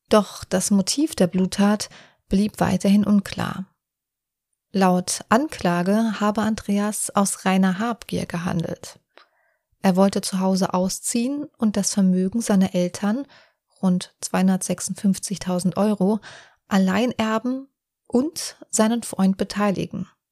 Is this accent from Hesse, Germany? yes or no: yes; Offenbach am Main, Hesse, Germany; ich aus Offenbach komme